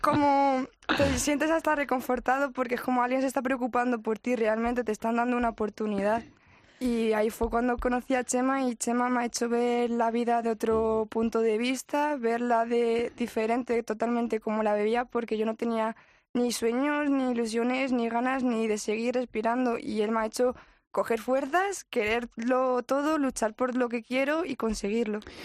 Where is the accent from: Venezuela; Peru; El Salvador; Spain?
Spain; Madrid, Community of Madrid; Yo de aquí, de Madrid.